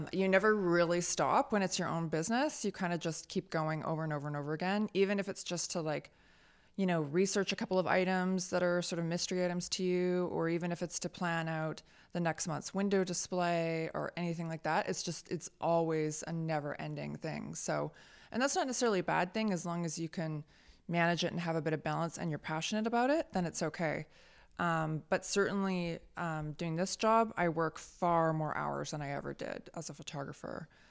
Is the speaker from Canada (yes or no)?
yes; Richmond, British Columbia, Canada; my hometown of Steeston didn't have a shop that offered those sorts of things